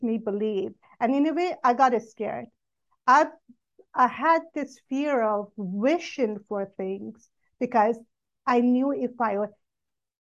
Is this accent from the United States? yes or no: no; Iran; I grew up in Iran, and majority are Muslim